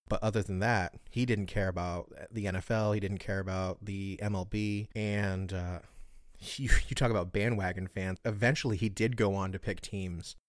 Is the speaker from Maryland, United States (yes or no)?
yes; Baltimore, Maryland, United States; I'm from Baltimore